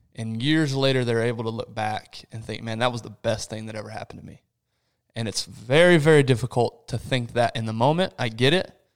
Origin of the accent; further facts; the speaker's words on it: Rio de Janeiro, Brazil; moved away; I was born in Rio de Janeiro, Brazil, which is one of the biggest cities in the world